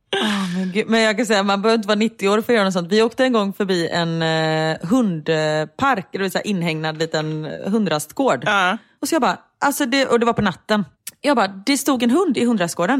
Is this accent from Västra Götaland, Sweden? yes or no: yes; Gothenburg, Västra Götaland, Sweden